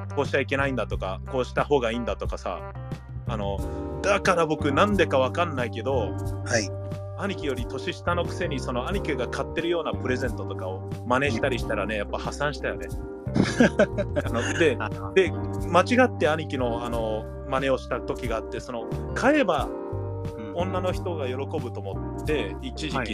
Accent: United States; moved away as an adult; now in Japan; アメリカから来てる

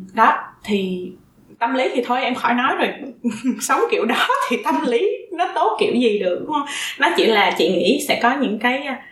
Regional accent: Vietnam; moved away

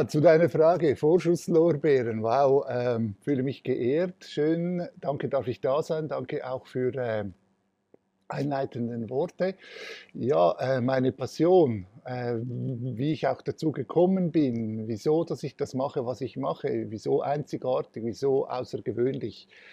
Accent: Switzerland; Ich bin, äh, als, äh, gebürtiger Italiener von Gastarbeitern in der Schweiz, äh, auf die Welt gekommen, hatte die Kindheit auch so verbringen dürfen.

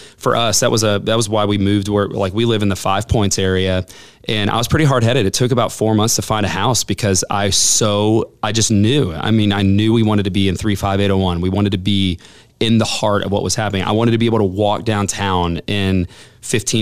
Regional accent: Southwest Florida, United States; also born or lived in Houston, Texas; now in Huntsville, United States; I grew up in Southwest Florida

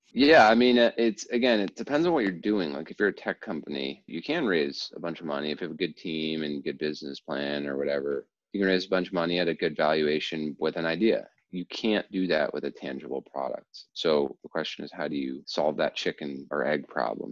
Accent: New Jersey, United States; also born or lived in Baltimore, Maryland; I was born in Baltimore, then as a very young child moved to New Jersey and grew up most of my uh, childhood in, in New Jersey

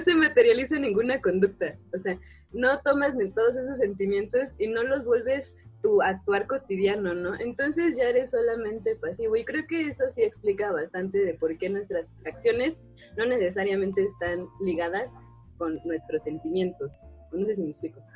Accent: Mexico; soy mexicana

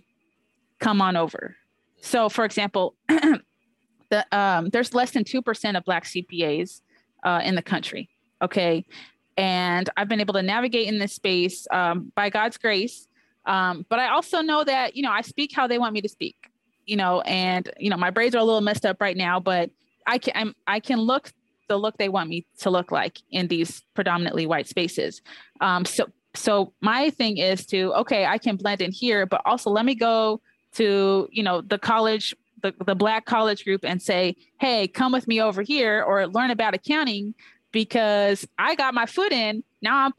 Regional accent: Orange County, California, United States; I grew up in Orange County, California from age 7th grade to 12th grade

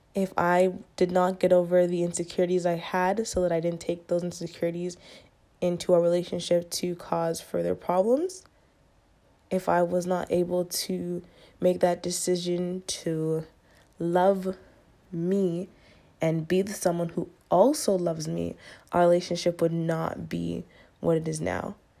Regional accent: Jamaica; I'm Jamaican

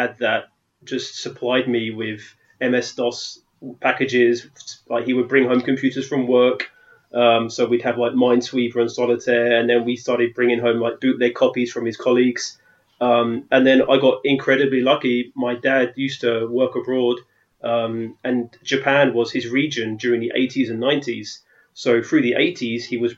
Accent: London, United Kingdom; moved away as an adult; now in Netherlands; You can tell that I'm from London, so living in the Holland

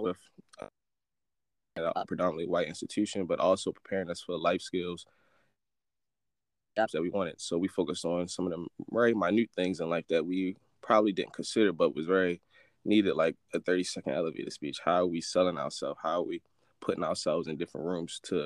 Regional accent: Baltimore, Maryland, United States; Growing up in East Baltimore, Green Mountain 24th, that's all I knew.

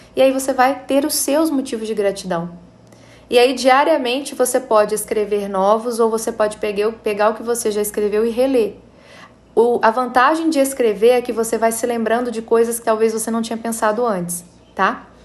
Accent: Brazil; nós somos brasileiros, nós somos de um país onde não é ensinado para a gente nas escolas

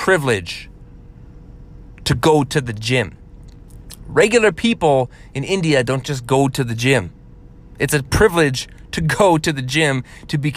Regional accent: Canada; being a Canadian

